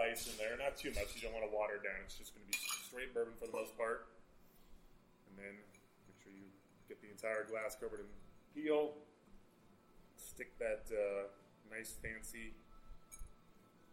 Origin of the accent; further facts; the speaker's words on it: Colorado, United States; also born or lived in North Dakota; I moved here when I was like two